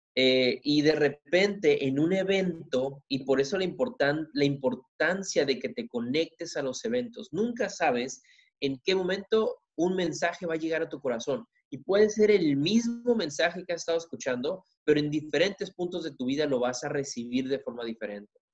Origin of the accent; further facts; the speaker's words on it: Ensenada, Tijuana, Baja California, Mexico; vengo de Tijuana, perdón, de Ensenada, Tijuana